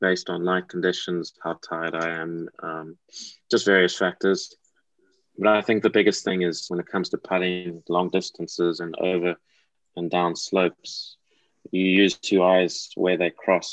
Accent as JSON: {"language": "English", "country": "South Africa", "tie": "born or raised there", "moved": "yes", "lives_now": "England", "said": "I was born in South Africa, and that's a big part of my heritage."}